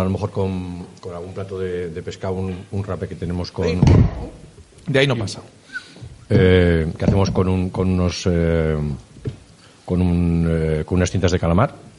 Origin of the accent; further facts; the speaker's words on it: Haro, La Rioja, Spain; como nacido en Aro y riojano